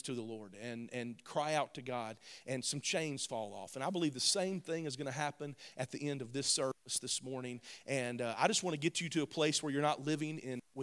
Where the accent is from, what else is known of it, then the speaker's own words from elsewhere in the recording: the South, United States; I'm from the South, so we say grandmamas